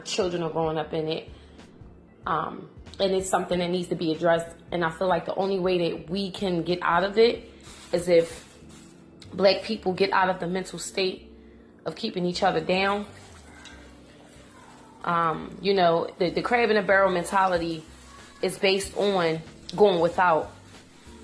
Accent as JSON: {"language": "English", "town": "Philadelphia", "region": "Pennsylvania", "country": "United States", "said": "I'm from Philadelphia"}